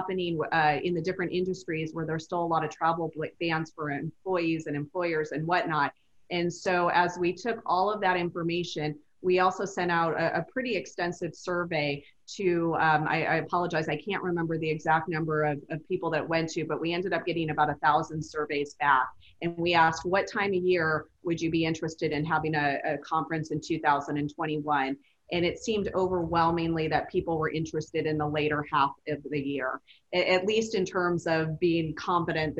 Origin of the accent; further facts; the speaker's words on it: Las Vegas, Nevada, United States; I grew up in Vegas. I've been here since I was five.